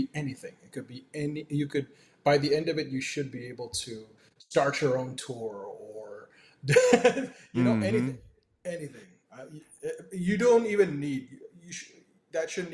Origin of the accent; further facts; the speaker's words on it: Toronto, Ontario, Canada; I was born and raised in Toronto. I actually lived in a suburb just northeast of Toronto, about 45 minutes away